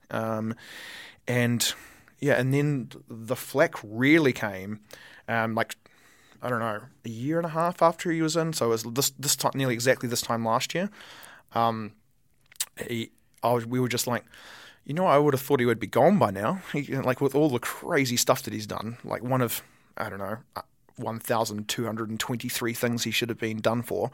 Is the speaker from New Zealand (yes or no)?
yes; Wellington, New Zealand; now in Auckland, New Zealand; I'm from Wellington